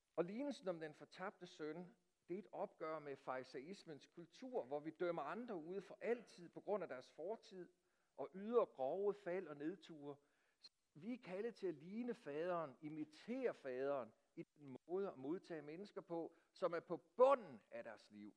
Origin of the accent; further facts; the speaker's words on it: Denmark; os som danskere